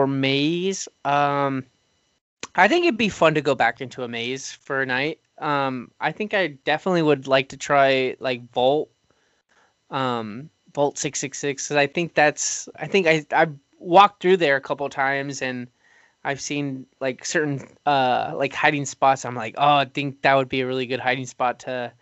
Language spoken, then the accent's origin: English; Oxnard, California, United States; my hometown, Oxnard